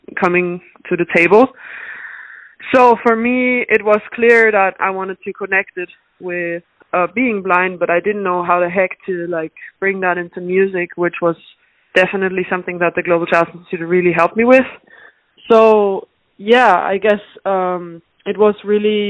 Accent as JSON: {"language": "English", "country": "Austria", "tie": "born or raised there", "also_born_or_lived": "Dublin, Ireland", "lives_now": "Boston, United States", "said": "I was born in Ireland. My mom is Irish, but I was raised in Austria. Like I moved to Austria when I was 4"}